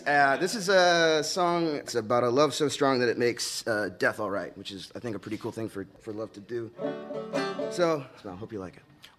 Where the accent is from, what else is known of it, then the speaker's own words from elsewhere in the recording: Pico Rivera, California, United States; I'm from L.A., a little town called Pico Rivera.